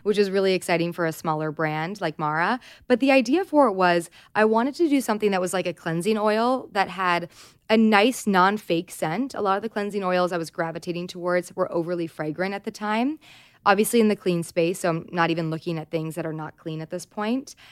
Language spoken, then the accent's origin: English; Southern California, United States; I grew up in Southern California